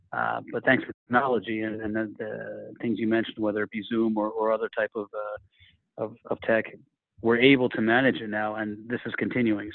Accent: United States; moved away; as an American to work at the headquarters here

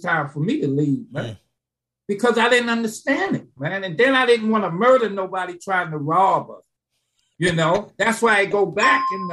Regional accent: New York City, New York, United States; I went in my neighborhood in the West Bronx. I grew up on Featherbed Lane, 176, 174th University

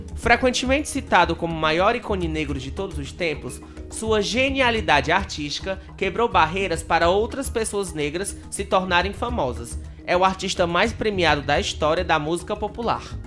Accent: Fortaleza, Ceará, Brazil; a gente aqui do, do RC, a gente é da cidade de Fortaleza

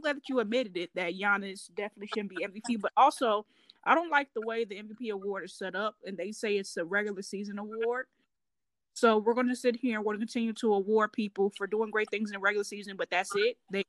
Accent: Chicago, Illinois, United States; I'm from Chicago

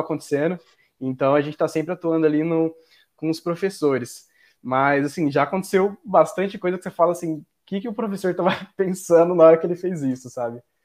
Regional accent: Mato Grosso, Brazil; Eu sou de outro estado, na real. Eu sou de Mato Grosso

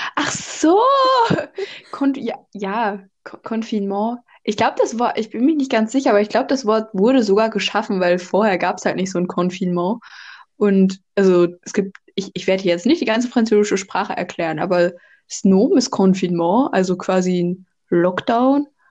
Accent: North Rhine-Westphalia, Germany; moved away as an adult; now in France; normalerweise komme ich aus NRW

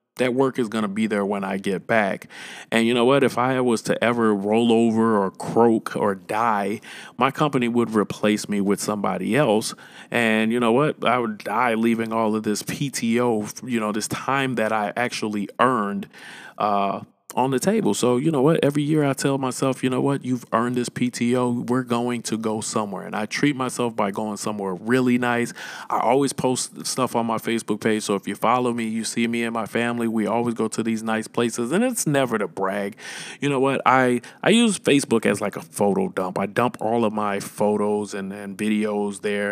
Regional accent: St. Louis, Missouri, United States; I'm from Saint Louis, Missouri

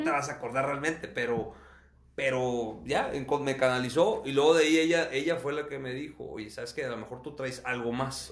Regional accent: Acuña, Coahuila, Mexico; now in Monterrey, Mexico; yo nací aquí en Monterrey, pero mi familia es de Acuña, crecí en Acuña, ambiente de rancho

